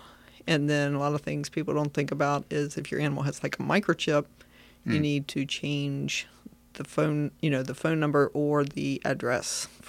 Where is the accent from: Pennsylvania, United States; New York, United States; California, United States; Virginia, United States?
Virginia, United States; As I was growing up, I grew up in Frederick County, Virginia. And I did go to James Wood High School.